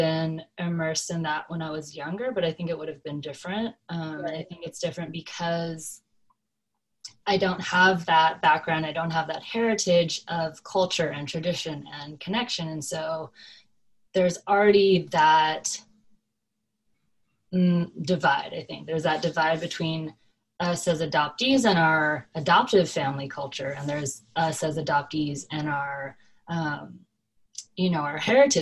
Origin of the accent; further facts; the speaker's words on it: Oregon, Southern California, United States; also born or lived in South Korea; So I grew up in Southern California, and then my mom got remarried and we moved to Oregon. So I was there for middle school and high school.